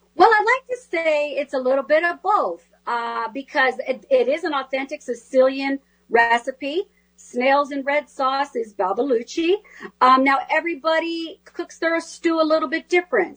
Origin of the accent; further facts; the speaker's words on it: California, United States; the Spanish I learned growing up in California